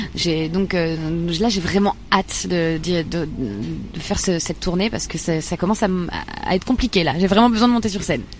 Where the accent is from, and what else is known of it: Bar-le-Duc, Grand Est, France; born or raised there